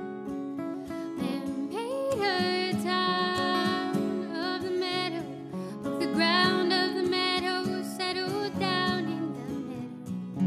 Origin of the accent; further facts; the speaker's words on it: Mesa, Arizona, United States; now in Tucson, United States; I grew up in Mesa, Arizona, and live down here in Tucson now